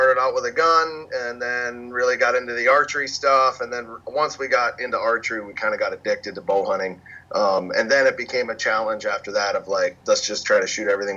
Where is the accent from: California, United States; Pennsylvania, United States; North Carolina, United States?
Pennsylvania, United States; Pittsburgh; Casey and I, we grew up in Western Pennsylvania